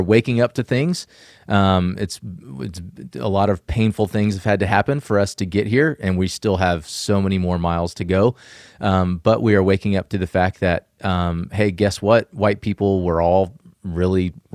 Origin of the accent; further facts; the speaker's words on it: the South, United States; I was a young kid growing up in the South